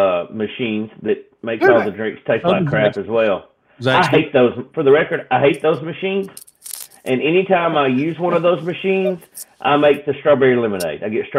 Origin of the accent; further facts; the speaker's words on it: the South, United States; So growing up in the South, that's what we have, the sweet tea, right?